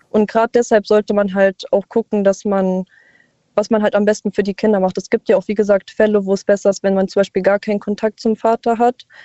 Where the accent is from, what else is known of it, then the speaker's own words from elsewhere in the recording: Saarland, Germany; Ich komme aus dem Saarland.